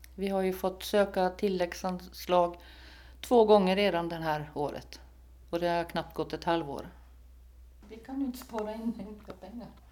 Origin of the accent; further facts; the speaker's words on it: Sweden; now in Föglö, Åland; nu kommer jag från Sverige